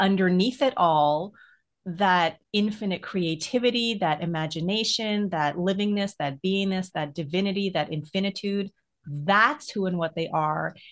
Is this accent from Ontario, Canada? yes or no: no; Edmonton, Alberta, Canada; when I was younger growing up in Edmonton, um, which is in Alberta, the part of the prairies